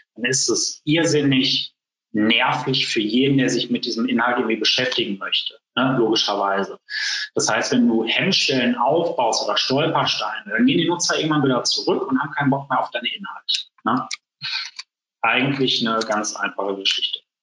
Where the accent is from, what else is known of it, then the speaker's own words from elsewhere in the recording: Essen, North Rhine-Westphalia, Germany; bei uns in Essen